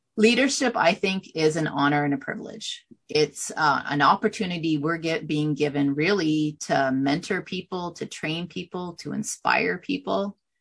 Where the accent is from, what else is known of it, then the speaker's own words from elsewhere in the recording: Canada; I'm from Canada